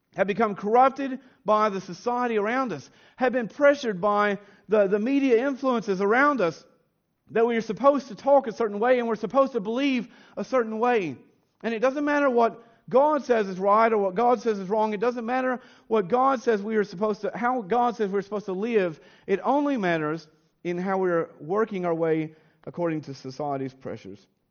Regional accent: United States; moved away; growing up in the United States

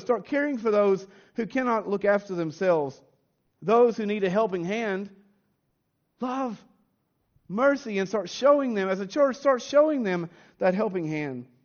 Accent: United States; moved away; growing up in the United States

